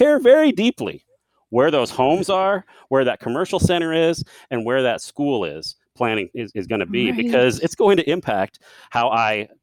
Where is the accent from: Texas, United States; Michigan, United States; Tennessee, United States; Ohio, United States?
Texas, United States; Central; I'm from Central Texas